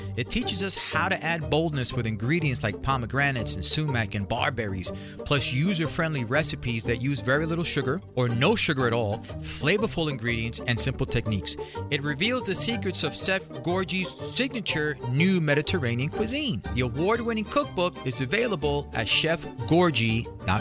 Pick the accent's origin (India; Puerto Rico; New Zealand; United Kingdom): Puerto Rico; I grew up in Latino community, I'm Puerto Rican